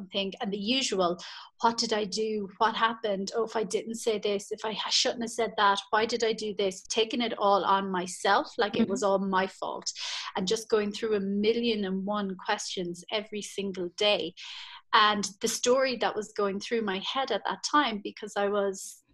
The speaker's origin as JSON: {"language": "English", "country": "Ireland", "moved": "as an adult", "said": "I'm Irish, and I was at home in Ireland"}